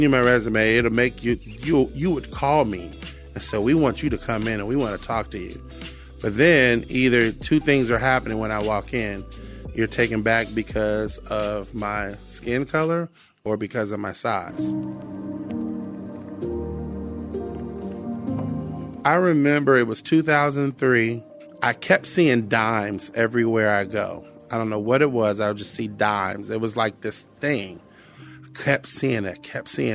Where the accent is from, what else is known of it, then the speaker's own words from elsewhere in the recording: Cincinnati, Ohio, United States; I grew up in Cincinnati, Ohio